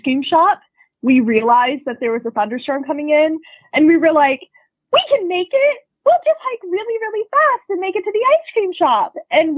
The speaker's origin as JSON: {"language": "English", "town": "Asheville", "region": "North Carolina", "country": "United States", "tie": "born or raised there", "said": "I live in Asheville, North Carolina, which is my hometown"}